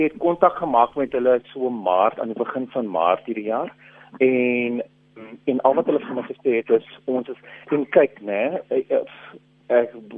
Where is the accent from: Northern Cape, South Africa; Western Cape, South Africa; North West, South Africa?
Western Cape, South Africa; ek kom van die Kaap